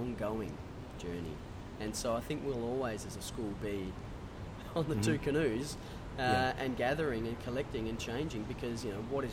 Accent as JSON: {"language": "English", "country": "Australia", "said": "I'm out here from Oz"}